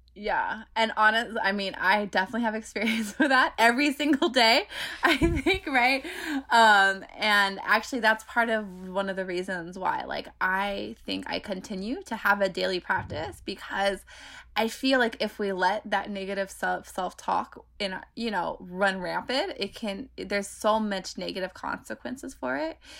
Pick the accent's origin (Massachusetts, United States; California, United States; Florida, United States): California, United States; Bay Area; I grew up in the Bay Area where public transportation is very, e, e, e, everywhere